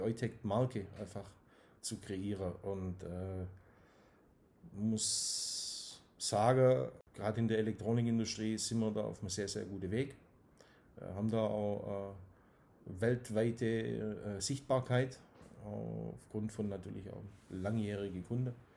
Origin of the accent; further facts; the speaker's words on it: Dusslingen, Baden-Württemberg, Germany; accent: Swabian; bin in Dusslingen geboren